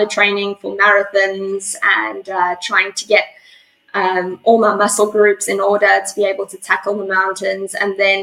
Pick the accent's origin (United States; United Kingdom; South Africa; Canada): South Africa; also born or lived in Johannesburg, South Africa; now in Perth, Australia; I'm originally from South Africa. I was born in Johannesburg, which is one of the big cities down there. And as a young child, I grew up basically on my family's game reserve.